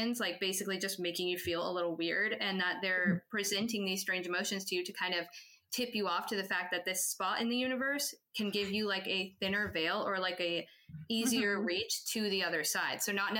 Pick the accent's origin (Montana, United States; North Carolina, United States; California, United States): Montana, United States; I'm from Montana originally.